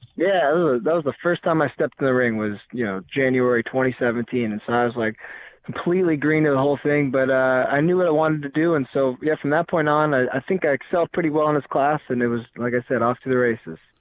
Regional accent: Seattle, Washington, United States; moved away as an adult; also born or lived in San Luis Obispo, California / Canada; I'm originally from Seattle, North Bend area.

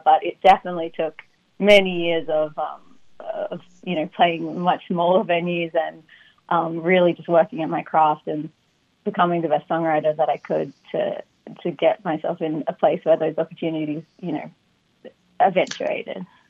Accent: Sydney, New South Wales, Australia; born or raised there; moved away as an adult; now in United States

